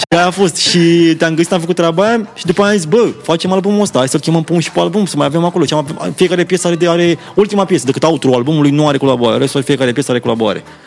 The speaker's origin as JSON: {"language": "Romanian", "town": "Roșiorii de Vede", "region": "Teleorman County", "country": "Romania", "said": "eu vin din Roșior de Vede"}